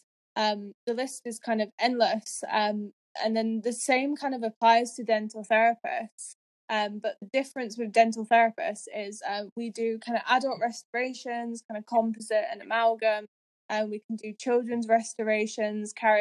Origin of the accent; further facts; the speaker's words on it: Yorkshire and the Humber, United Kingdom; moved away as an adult; now in Edinburgh, United Kingdom; originally I'm from Yorkshire